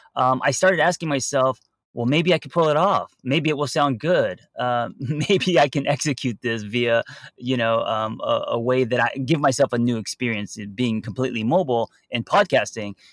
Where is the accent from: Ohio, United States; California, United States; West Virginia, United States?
California, United States; Los Angeles; me growing up in Los Angeles